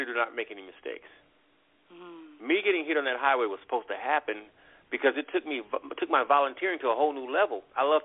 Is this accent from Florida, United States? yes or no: no; Compton, California, United States; moved away as an adult; also born or lived in Louisiana; now in North Carolina, United States; I was born in Louisiana. I was raised in Compton, California, which is a really rough part of town